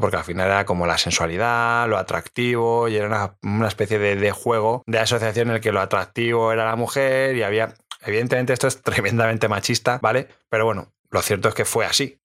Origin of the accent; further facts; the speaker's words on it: Madrid, Community of Madrid, Spain; a mí como madrileño